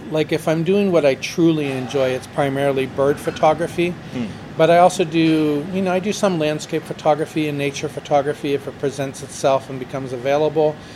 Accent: United States; moved away as an adult; now in Mexico; Absolutely, well, I'm American.

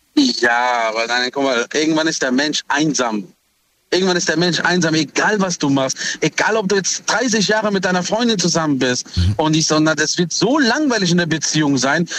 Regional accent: Heidelberg, Baden-Württemberg, Germany; ich bin aus Heidelberg

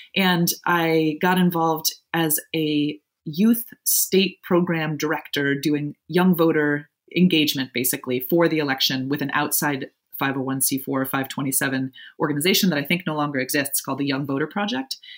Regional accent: Evanston, Illinois, United States; also born or lived in Providence, Rhode Island; I grew up just outside Chicago in Evanston, Illinois.

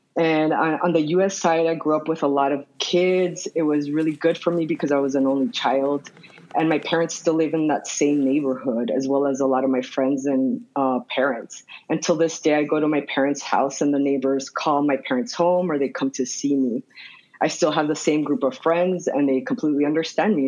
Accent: Nogales, Arizona, United States; now in Tucson, United States; I grew up in Ambos Nogales or the sister cities of Nogales, which is located in the Arizona Sonora border

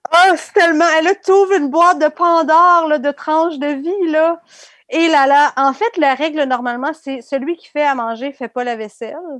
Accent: Abitibi, Quebec, Canada; moi, j'ai grandi en Abitibi

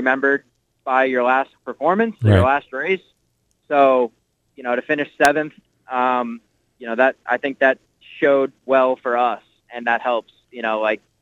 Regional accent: Nazareth, Pennsylvania, United States; I grew up in Nazareth, Pennsylvania

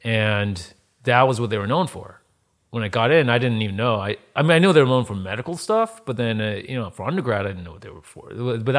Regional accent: East Coast, United States; also born or lived in Baltimore, Maryland; I'm the son of Asian immigrants. I grew up in the East Coast, in Jersey, Philly, New York, all around there, and went to school in Baltimore. Balmer, as the locals say over there.

